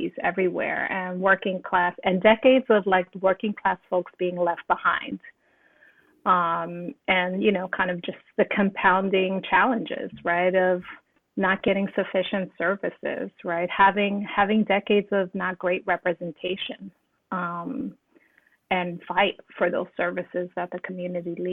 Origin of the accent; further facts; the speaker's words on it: New York City, New York, United States; I grew up in East New York, Brooklyn